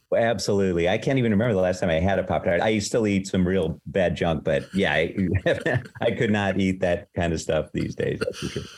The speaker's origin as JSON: {"language": "English", "town": "Palatine", "region": "Illinois", "country": "United States", "tie": "born or raised there", "moved": "as an adult", "lives_now": "New York City, United States", "said": "I'm from Palatine, Illinois, but the school was in Arlington Heights, which is right nearby."}